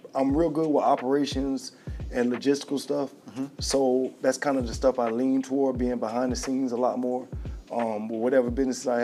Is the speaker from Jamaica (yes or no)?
no; United States; I'm from the South Side.